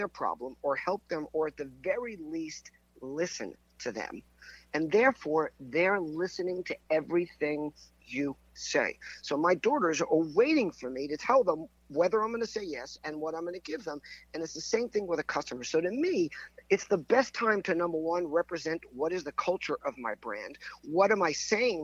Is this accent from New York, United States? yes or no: yes; Long Island, New York, United States; accent: New York; also born or lived in Pompano Beach, Florida; I grew up in Long Island, just outside of New York